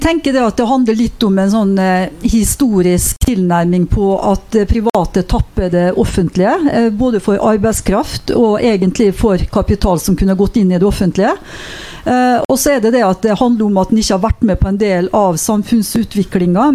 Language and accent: Norwegian; Molde, Møre og Romsdal, Norway; hjemkommunen min Molde